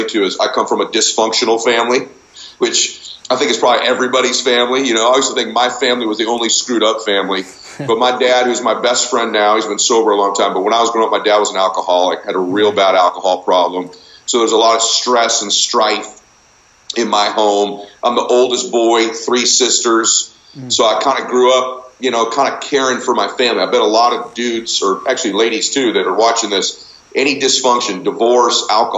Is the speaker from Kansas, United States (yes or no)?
no; Diamond Bar, California, United States; also born or lived in Boston; I grew up in Southern Cal